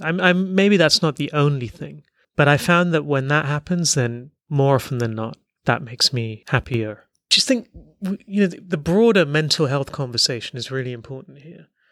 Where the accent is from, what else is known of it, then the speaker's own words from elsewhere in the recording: Hong Kong; You grew up in Hong Kong